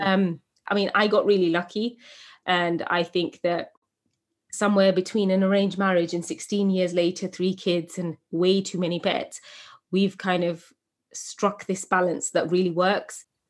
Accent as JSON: {"language": "English", "region": "England", "country": "United Kingdom", "tie": "born or raised there"}